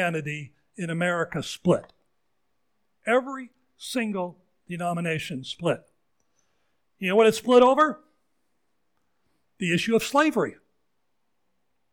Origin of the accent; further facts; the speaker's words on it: Seattle, Washington, United States; moved away as an adult; also born or lived in Wayne, New Jersey; the church I grew up in Ballard, in Seattle area, Scandinavian church